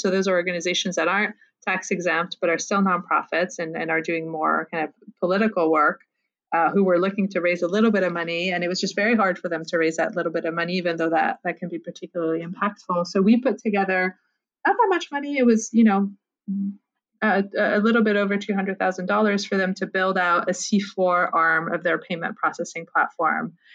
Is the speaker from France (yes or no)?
yes; France; moved away; I'm originally from France, where I got an MBA